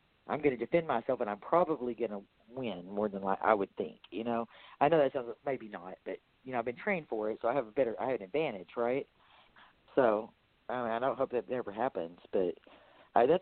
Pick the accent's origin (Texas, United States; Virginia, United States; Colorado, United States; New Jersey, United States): Texas, United States; I'm from Texas